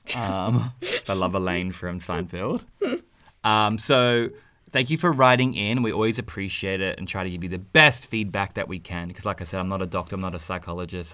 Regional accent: Australia; accent: Aussie; our accents 'cause we're Aussie

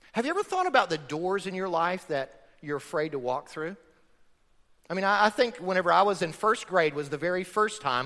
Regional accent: Florida, United States; I grew up in Florida on a farm

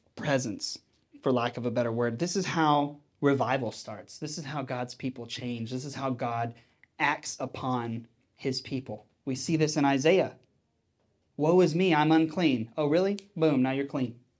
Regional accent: Texas, United States; when I was growing up in Texas

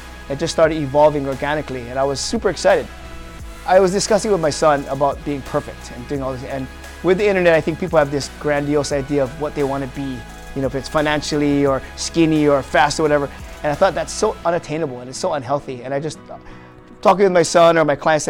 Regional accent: Waipahu, Hawaii, United States; Born and raised in Waipahu

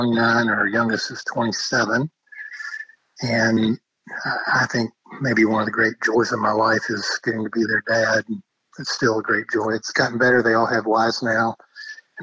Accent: Nashville, Tennessee, United States; I actually grew up here in Nashville. My mom and dad moved here when I was four

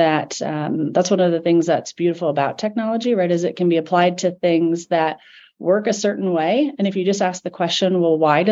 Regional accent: Omaha, Nebraska, United States; growing up in Omaha, Nebraska

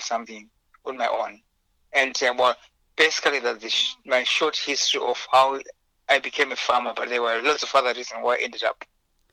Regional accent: Zimbabwe; English is a second language; moved away as an adult; now in United Kingdom; I was born in Zimbabwe. That's where I grew up. And I came over to the UK at the age of 26.

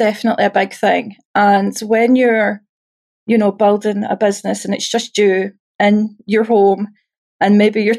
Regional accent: Scotland, United Kingdom; I'm Scottish

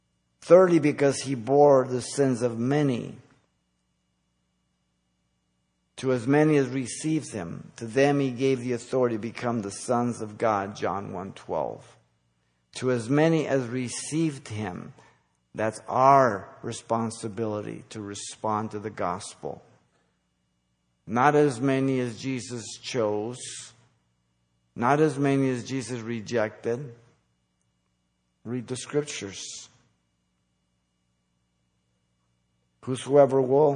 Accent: United States

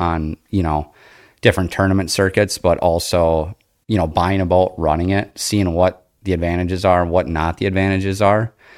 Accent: Appleton, Wisconsin, United States; I grew up here in the Fox Cities in Appleton

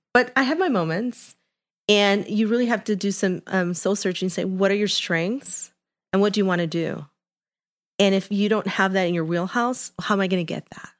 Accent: Chicago, Illinois, United States; I am half Colombian, half Mexican, born and raised in Chicago in Little Village

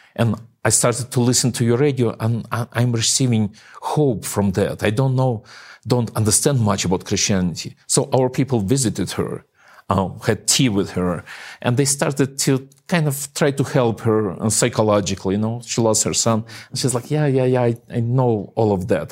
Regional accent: Eastern Ukraine, Ukraine; moved away; my hometown where I, I, I was raised

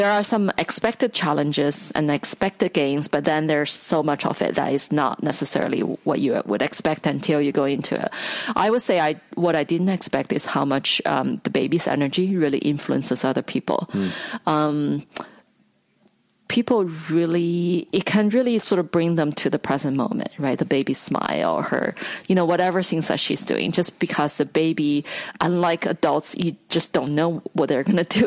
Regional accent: China; moved away as an adult; now in United States; I grew up in China

